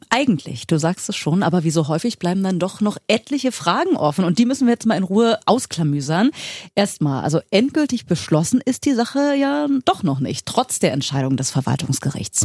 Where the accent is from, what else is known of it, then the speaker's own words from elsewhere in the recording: Berlin, Germany; Vor 41 Jahren hier in Berlin geboren. Ich habe auch nie woanders gewohnt